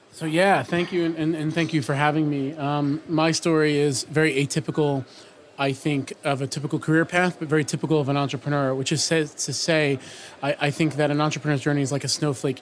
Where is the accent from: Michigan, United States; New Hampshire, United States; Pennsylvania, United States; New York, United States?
New York, United States; New York City; from New York City